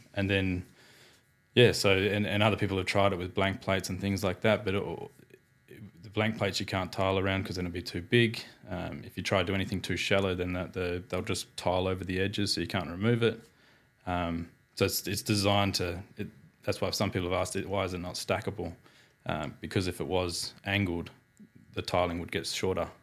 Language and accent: English; Perth, Western Australia, Australia; born and bred in Perth. Apprenticeship in Perth